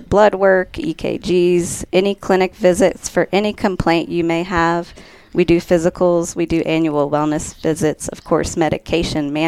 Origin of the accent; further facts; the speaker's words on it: South Louisiana, United States; moved away as an adult; now in Colorado, United States; I'm originally from South Louisiana. I'm a Cajun girl.